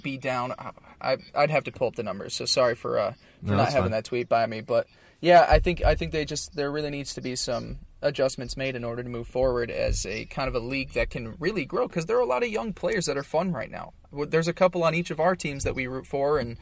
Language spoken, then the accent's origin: English; New York, United States; I grew up in New York